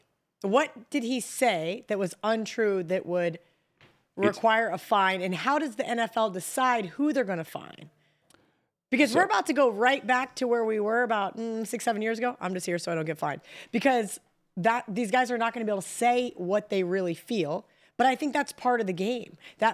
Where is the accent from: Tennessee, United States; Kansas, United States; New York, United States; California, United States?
Kansas, United States; I'm from Kansas